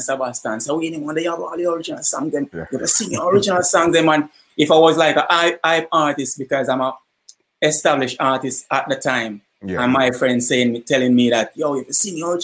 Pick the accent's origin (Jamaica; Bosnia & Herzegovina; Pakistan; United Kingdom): Jamaica; Kingston; also born or lived in Portland, Jamaica; I moved to Kingston like as a toddler. So most of my life is in Eastern Kingston